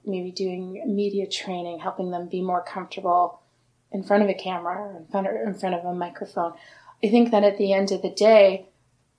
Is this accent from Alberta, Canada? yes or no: no; Sarnia, Ontario, Canada; moved away as an adult; also born or lived in Kingston, Ontario; now in Toronto, Canada; I grew up in Sarnia, about 3 hours from here